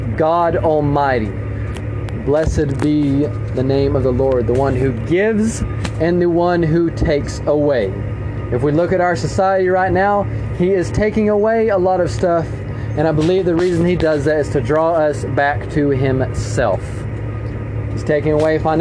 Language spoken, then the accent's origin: English; United States; as an American people